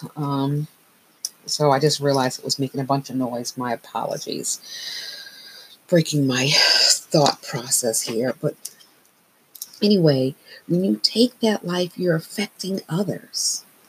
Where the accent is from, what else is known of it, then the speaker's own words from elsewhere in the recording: Northeast, United States; I've made the decision to march here in my hometown